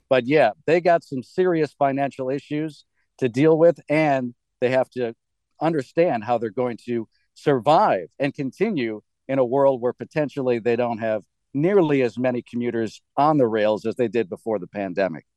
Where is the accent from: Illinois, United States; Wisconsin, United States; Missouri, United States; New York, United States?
Wisconsin, United States; moved away as an adult; now in Washington, D.C. area, United States; I'm from Wisconsin